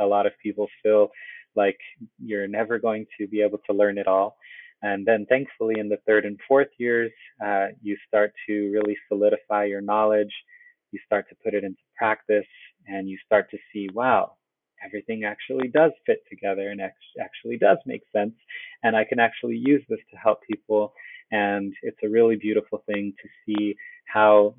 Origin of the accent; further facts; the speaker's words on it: California, United States; I am from California. My family's in Oceanside down in San Diego